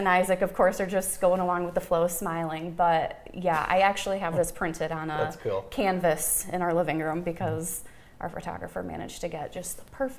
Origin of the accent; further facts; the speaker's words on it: Jackson, Michigan, United States; I am from Jackson. I graduated from Napoleon.